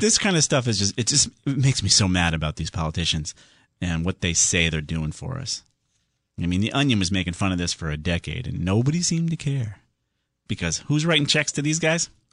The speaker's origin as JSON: {"language": "English", "town": "Southington", "region": "Connecticut", "country": "United States", "tie": "born or raised there", "said": "down there in Southington, my hometown"}